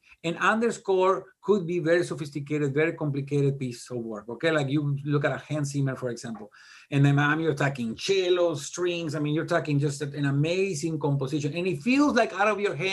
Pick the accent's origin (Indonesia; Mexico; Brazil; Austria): Mexico; English is a second language; moved away as an adult; now in Tennessee, United States; I'm a Mexican, dude. I was this close to just jumping the border. I came to the United States and just, I was a student.